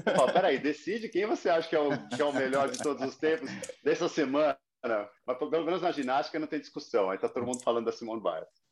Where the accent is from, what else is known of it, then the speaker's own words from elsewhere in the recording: Brazil; now in Miami, United States; sou brasileiro